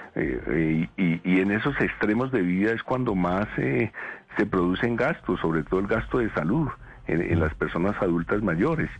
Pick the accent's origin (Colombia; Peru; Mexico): Colombia; como colombiano, como demócrata